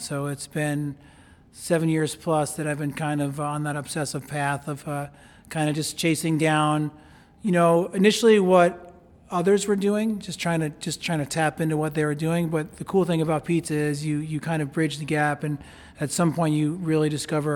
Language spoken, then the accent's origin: English; New York, United States; moved away; I was born and raised in New York